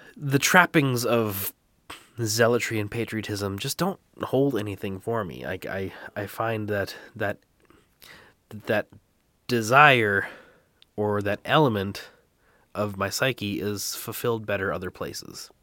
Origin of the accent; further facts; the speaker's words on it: Canada; I am Canadian